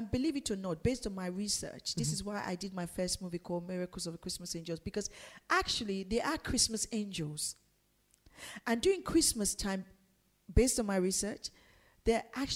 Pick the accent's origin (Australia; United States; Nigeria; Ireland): Nigeria; now in London, United Kingdom; growing up in Nigeria